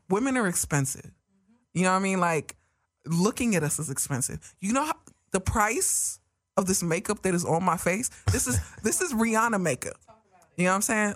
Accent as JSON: {"language": "English", "region": "New York", "country": "United States", "accent": "New York", "said": "my New York accent"}